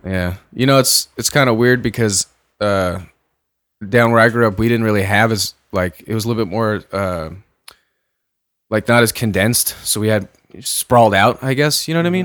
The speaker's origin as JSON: {"language": "English", "town": "San Diego", "region": "California", "country": "United States", "tie": "born or raised there", "said": "when I grew up in San Diego"}